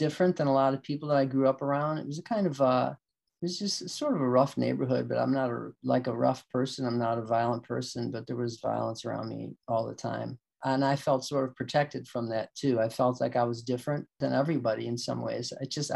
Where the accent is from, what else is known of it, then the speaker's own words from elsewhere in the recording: Chicago, Illinois, United States; I grew up in Bridgeport, just about 6 or 7 blocks from, maybe about a mile from Comiskey Park, White Sox Park.